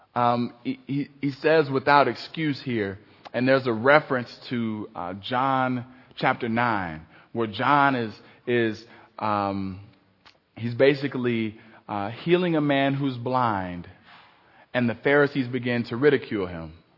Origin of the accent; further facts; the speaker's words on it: Cleveland, Ohio, United States; I grew up in Cleveland.